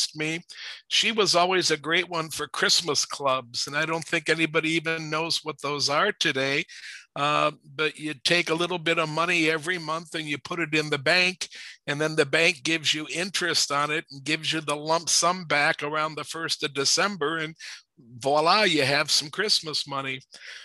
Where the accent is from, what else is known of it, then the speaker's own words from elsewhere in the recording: Warrensville Heights, Ohio, United States; I was raised in Warrensville Heights, Ohio, which is a suburb of Cleveland, Ohio.